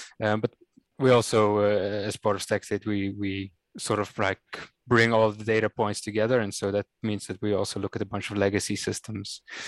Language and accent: English; Cape Town, Western Cape, South Africa; moved away as an adult; also born or lived in Rotterdam, Netherlands; now in Netherlands; So I was born and raised in Cape Town, in an area they call the Northern Suburbs. Which is really working man's place, beautiful city, of course, beautiful country.